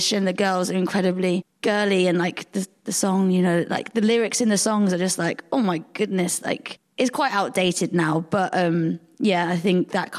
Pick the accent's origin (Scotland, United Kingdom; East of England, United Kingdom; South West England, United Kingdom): South West England, United Kingdom; Devon; moved away as an adult; also born or lived in Hackney, London; now in Birmingham, United Kingdom; So I spent the first 3 years growing up in East London, and then we moved to Devon when I was three and grew up in the countryside